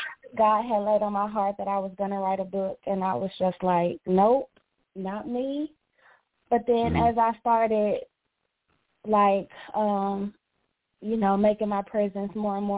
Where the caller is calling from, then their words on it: Dallas, Texas, United States; I am calling from Dallas, Texas.